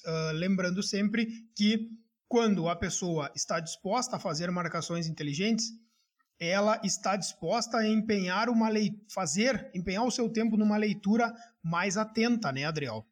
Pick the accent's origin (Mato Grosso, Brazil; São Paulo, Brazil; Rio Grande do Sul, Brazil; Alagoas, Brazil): Rio Grande do Sul, Brazil; Gaúcho; accent: gaúcho